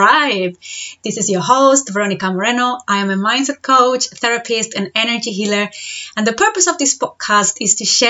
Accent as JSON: {"language": "English", "country": "Spain", "moved": "as an adult", "lives_now": "Devon, United Kingdom", "said": "I'm originally from Spain, I've been living in the UK for the past 7.5 years"}